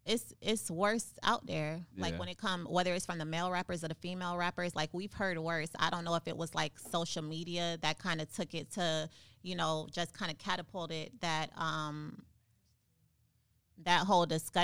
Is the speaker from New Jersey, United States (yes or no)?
no; Miami, Florida, United States; moved away; I went back home. I went back to my grandma's house that I grew up in.